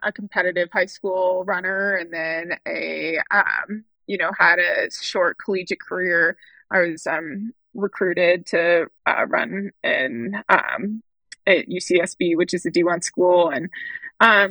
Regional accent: Hawaii, United States; growing up in Hawaii

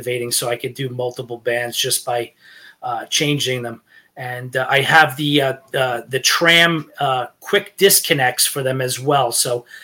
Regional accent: Rockland County, New York, United States; I born and raised in New York. I've lived in Rockland County here

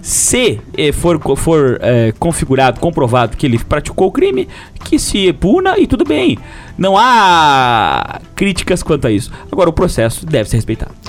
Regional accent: Lages, Santa Catarina, Brazil; accent: lageano; nosso dialeto popular lajanês

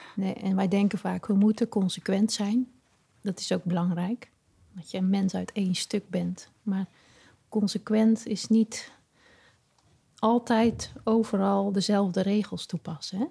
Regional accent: Kampen, Overijssel, Netherlands; Ik kom uit Kampen.

